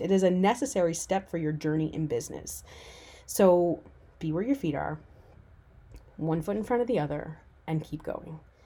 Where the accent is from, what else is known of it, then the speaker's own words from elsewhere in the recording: Newfoundland and Labrador, Canada; moved away as an adult; also born or lived in Vancouver; I decided to move back to my hometown on the other side of the country, a little island off the east coast of Canada called Newfoundland.